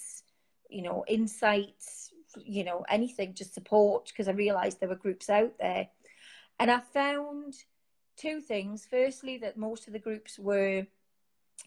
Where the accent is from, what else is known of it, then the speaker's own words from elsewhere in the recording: Newcastle upon Tyne, North East England, United Kingdom; as you can tell from my accent, I'm from Newcastle